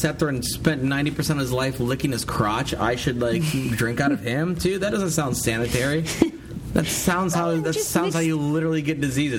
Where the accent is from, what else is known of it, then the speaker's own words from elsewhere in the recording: United States; Now, I'm like a laughing stock when I say I'm an American.